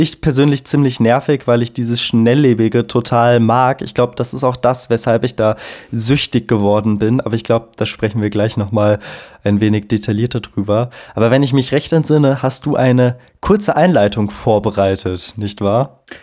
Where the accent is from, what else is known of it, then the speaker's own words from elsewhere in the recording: Hesse, Germany; now in Munich, Germany; ich komme ja aus der Provinz. Ne? In Hessen